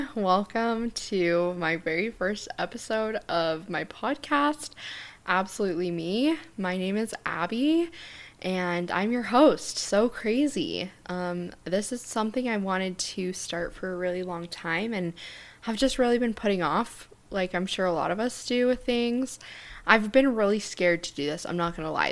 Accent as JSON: {"language": "English", "town": "Centerville", "region": "Utah", "country": "United States", "tie": "born or raised there", "also_born_or_lived": "Draper, Utah", "said": "I grew up in Centerville, Utah"}